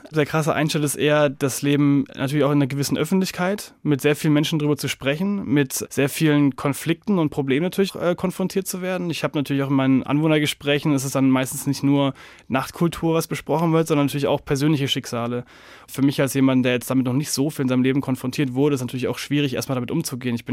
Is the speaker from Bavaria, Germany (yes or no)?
yes; Nuremberg, Bavaria, Germany; born there; Ich komme gebürtig aus Nürnberg, habe da eben viel miterlebt und habe da auch schon sehr viel in Kulturzentren gearbeitet